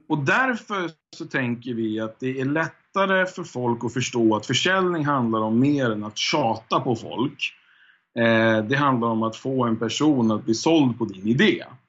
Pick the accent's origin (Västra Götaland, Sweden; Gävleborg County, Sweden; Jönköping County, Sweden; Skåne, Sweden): Gävleborg County, Sweden; Hudiksvall; now in Stockholm, Sweden; jag är född i Stockholm faktiskt. Och mm. sen mm. så flyttade jag upp till Hälsingland när jag var typ, jag kommer inte ihåg riktigt, men 6-7 någonstans där, kanske 8. Eh, ja, och då var det Hudiksvall som jag eh, växte upp i egentligen, Hälsingland.